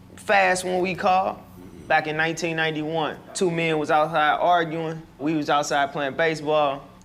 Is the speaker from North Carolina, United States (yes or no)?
no; St. Louis, Missouri, United States; I'm from 4300 Gibson. My hood don't look no different than any other hood out here around Fairground, the West Side, or nowhere else. The common denominator was we was poor.